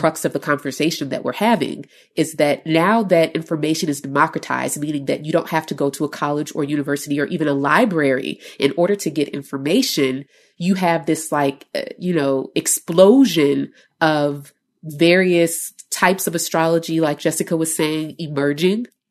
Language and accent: English; Chicago, Illinois, United States; I'm from Chicago